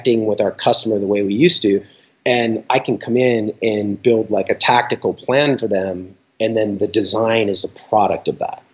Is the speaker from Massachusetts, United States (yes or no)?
yes; Boston, Massachusetts, United States; I grew up in Boston and I was definitely like a little skate punk